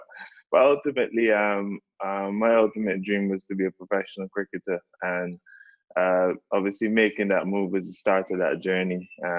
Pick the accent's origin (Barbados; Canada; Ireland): Barbados; moved away; Like growing up in Barbados